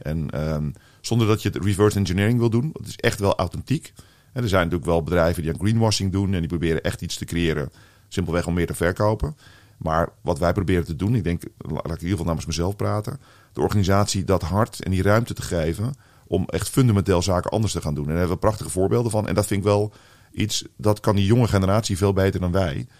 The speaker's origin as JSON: {"language": "Dutch", "country": "Netherlands", "said": "Ik als, eh, als echte Nederlander die hier eh, vooral in Nederland heeft gewoond"}